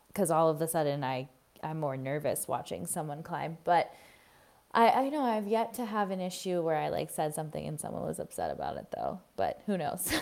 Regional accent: Florida, United States; I grew up in Florida, the flattest place on earth

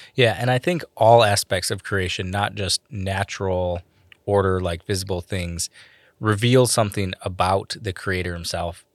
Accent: Michigan, United States; accent: Michigan; my Michigan accent

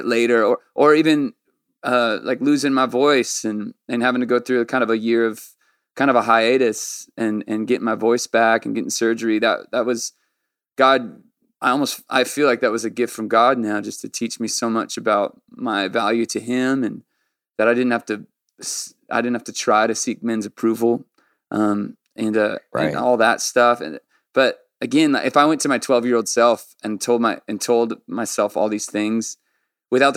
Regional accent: Orange County, San Diego, California, United States; when we moved from Orange County to San Diego when I was 12

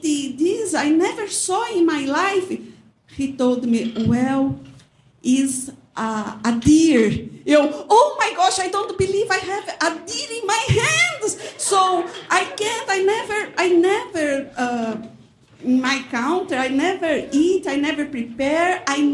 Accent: Brazil; English is a second language; moved away as an adult; also born or lived in São Paulo; now in Muscatine, United States; I am from Brazil

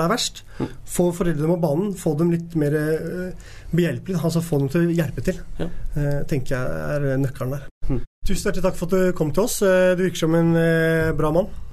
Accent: Oslo, Norway; jeg vokste opp på Tveita

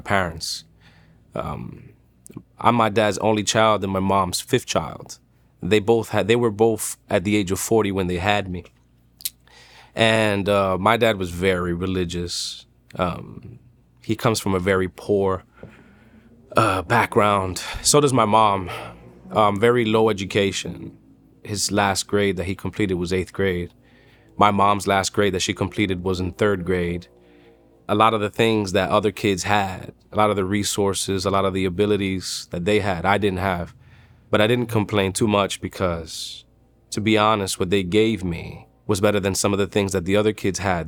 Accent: New York City, New York, United States; I'm from Dykeman. It's Manhattan, New York.

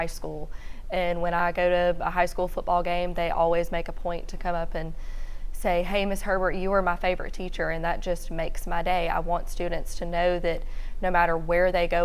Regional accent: Shreveport, Louisiana, United States; grew up in North Shreveport and now teaching in North Shreveport

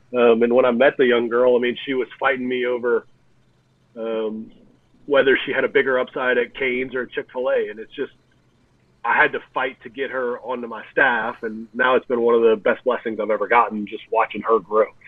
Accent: Lafayette, Louisiana, United States; living in Louisiana, back in my hometown of Lafayette, Louisiana

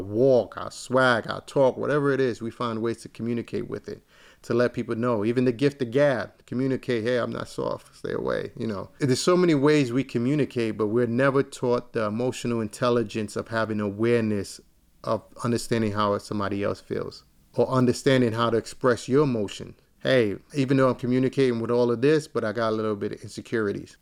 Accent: New York City, New York, United States; I'm from East New York, Brooklyn

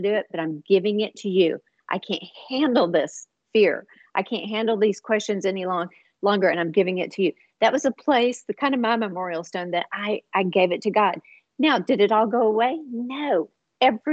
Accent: Houston, Texas, United States; moved away as an adult; now in Dallas, United States; we moved from Houston to Dallas to start a church

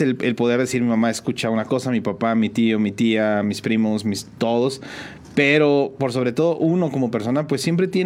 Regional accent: San Juan del Río, Querétaro, Mexico; De aquí, de San Juan del Río. San Sanjuanense totalmente.

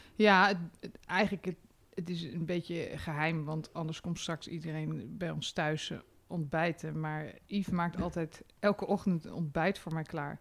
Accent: Amsterdam, North Holland, Netherlands; als Amsterdammer

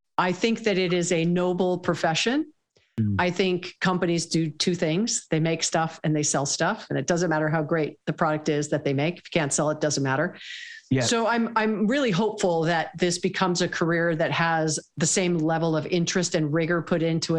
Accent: Hawaii, United States; I was born and raised in Hawaii

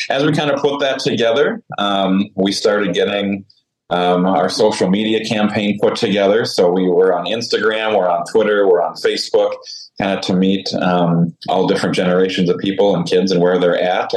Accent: just outside Saskatoon, Saskatchewan, Canada; moved away as an adult; also born or lived in Caronport, Saskatchewan; now in Andover, Minnesota, United States; I grew up just outside of Saskatoon, Saskatchewan, Canada

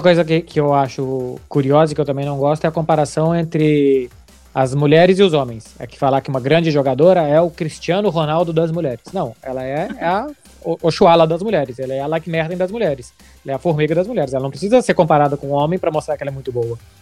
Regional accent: Brazil; now in Barcelona, Spain; eu sou brasileiro

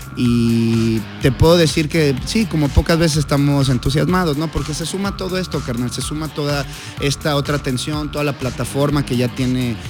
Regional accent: Mexico; como mexicanos

